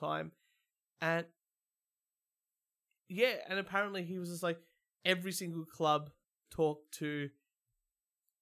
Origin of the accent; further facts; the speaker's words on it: Australia; I'm Australian